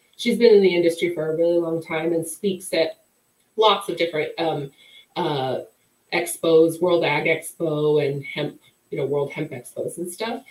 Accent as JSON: {"language": "English", "region": "Wyoming", "country": "United States", "tie": "born or raised there", "said": "I grew up in Wyoming"}